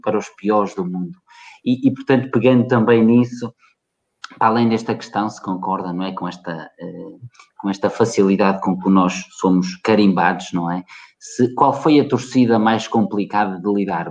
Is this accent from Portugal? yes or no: yes; Portugal; portugueses como eu